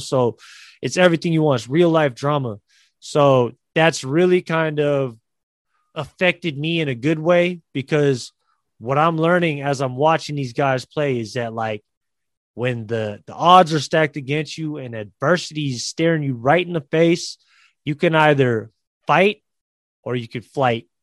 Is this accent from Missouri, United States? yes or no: no; San Francisco, California, United States; San Francisco at the Chase Center in San Francisco, my hometown